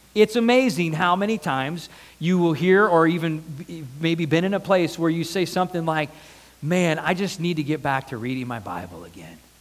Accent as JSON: {"language": "English", "country": "United States", "said": "I'm American."}